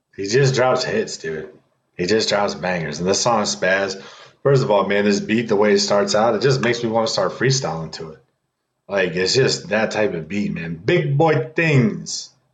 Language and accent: English; Midwest, United States; also born or lived in California; now in East Coast, United States; I was born in California. I was raised in the Midwest. Here I'm on the East Coast